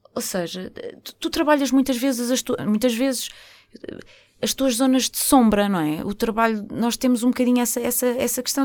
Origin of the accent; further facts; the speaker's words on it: Porto, Norte, Portugal; eu sou uma pessoa do Porto, sou do Norte